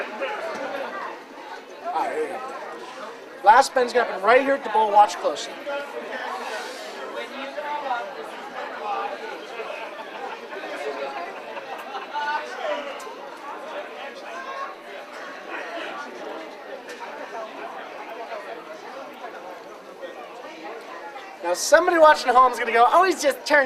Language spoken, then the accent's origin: English; Ireland; being Irish